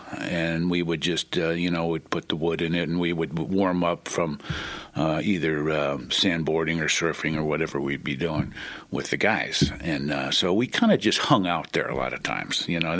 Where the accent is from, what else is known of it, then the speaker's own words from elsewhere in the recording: Pacifica, California, United States; also born or lived in San Francisco; I was born in San Francisco, and at an early age, we moved. I was 5 years old. We moved to a small, the city of Pacifica, which is down on the coast off of Highway 1, about 17 miles south of San Francisco.